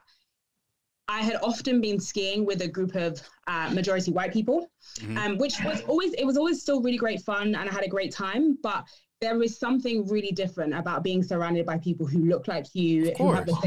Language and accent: English; England, United Kingdom; we're all from England